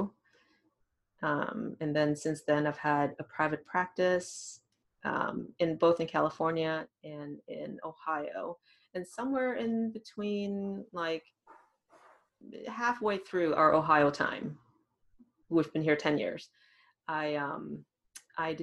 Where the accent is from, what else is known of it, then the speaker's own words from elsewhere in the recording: Thailand; English is a second language; also born or lived in Massachusetts, United States; now in Columbus, United States; I grew up in Thailand, went to schools in Massachusetts, near Boston.